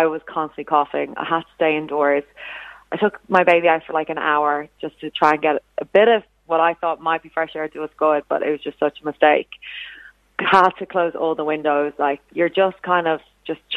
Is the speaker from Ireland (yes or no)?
yes; Ireland; now in Sydney, Australia; as an Irish person